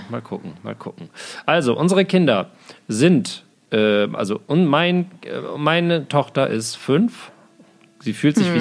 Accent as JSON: {"language": "German", "town": "Osnabrück", "region": "Lower Saxony", "country": "Germany", "tie": "born or raised there", "moved": "yes", "lives_now": "Berlin, Germany", "said": "aus meinem Heimatdorf, aus Osnabrück"}